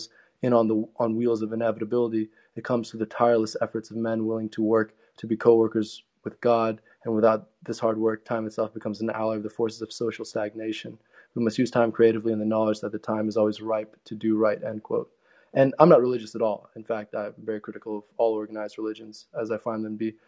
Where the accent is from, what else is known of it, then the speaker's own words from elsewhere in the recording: California, United States; I was born and raised in Cali, but my parents are from the Middle East